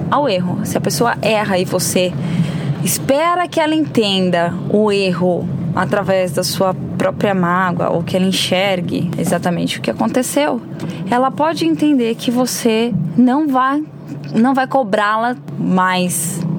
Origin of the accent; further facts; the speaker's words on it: São Paulo, Brazil; Então eu vejo e eu percebi essa diferença muito forte quando eu vim de São Paulo para Santa Catarina